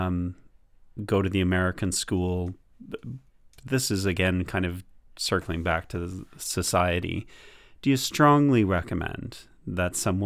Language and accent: English; Canada; for North Americans, and that's where I come from, I'm Canadian out of, by British parents.